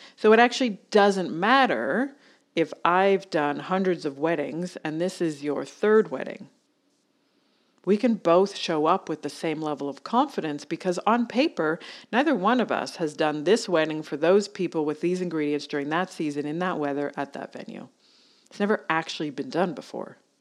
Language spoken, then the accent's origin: English; Canada; moved away as an adult; now in Australia; I'm Canadian